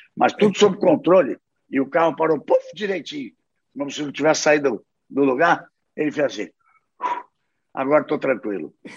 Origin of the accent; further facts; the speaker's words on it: Rio de Janeiro, Brazil; moved away as an adult; now in Londrina, Brazil; sou carioca